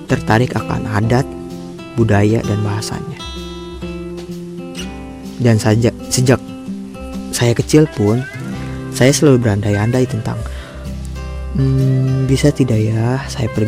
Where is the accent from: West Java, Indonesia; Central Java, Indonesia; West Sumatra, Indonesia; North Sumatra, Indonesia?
West Java, Indonesia; Sukabumi; moved away as an adult; now in Japan; Ya, saya merantau dari Sukabumi sampai ke negeri orang, yaitu ke Jepang.